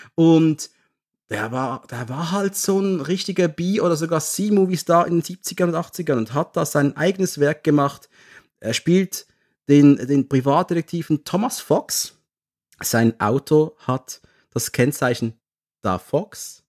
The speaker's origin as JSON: {"language": "German", "town": "Basel", "region": "Basel-Stadt", "country": "Switzerland", "said": "ich komme aus der Schweiz, aus der Ecke Basel, 180.000 Personenstadt."}